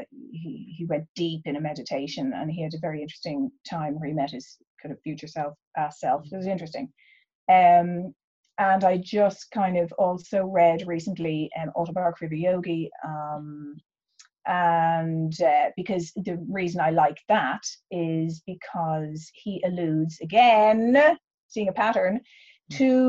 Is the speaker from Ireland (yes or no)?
yes; Ireland; both being Irish